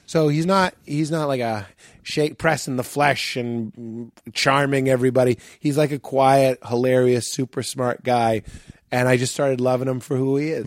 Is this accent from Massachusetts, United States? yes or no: yes; Boston, Massachusetts, United States; growing up in Boston